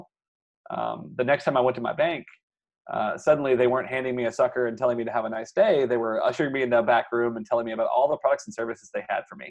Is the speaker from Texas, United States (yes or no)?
no; Louisiana, United States; I grew up in Louisiana